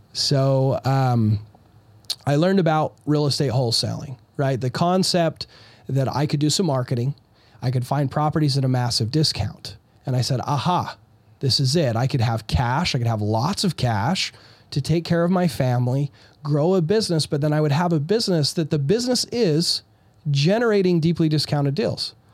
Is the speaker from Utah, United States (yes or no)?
yes; Utah, United States; I'm from Utah.